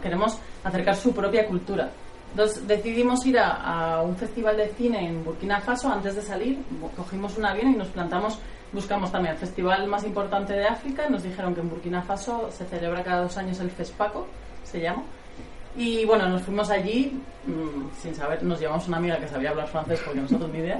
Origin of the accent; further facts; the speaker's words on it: Castellón de la Plana, Valencian Community, Spain; moved away as an adult; now in Madrid, Spain; yo soy de Castellón